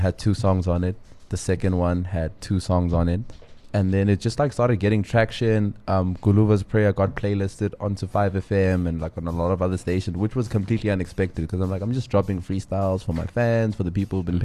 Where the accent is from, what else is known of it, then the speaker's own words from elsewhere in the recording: Johannesburg, Gauteng, South Africa; also born or lived in Windhoek; then we moved to Joburg when I was very, very young with my mother.